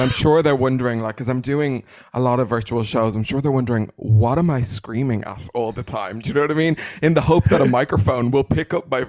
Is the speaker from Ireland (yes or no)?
yes; Dublin, Leinster, Ireland; I'm Irish.